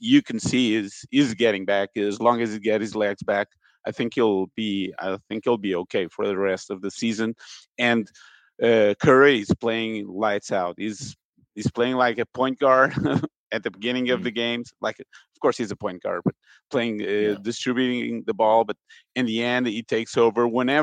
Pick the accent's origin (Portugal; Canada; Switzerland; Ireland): Portugal; now in Brazil; I'm from Portugal.